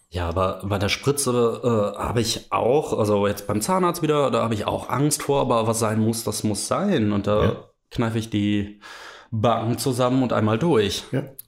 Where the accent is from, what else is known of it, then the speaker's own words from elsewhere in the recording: Mönchengladbach, North Rhine-Westphalia, Germany; ich komme ja eigentlich aus Mönchengladbach